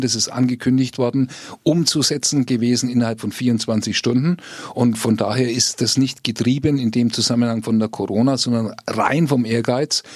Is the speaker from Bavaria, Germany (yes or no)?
yes; Fürth, Bavaria, Germany; Ich komme aus Fürth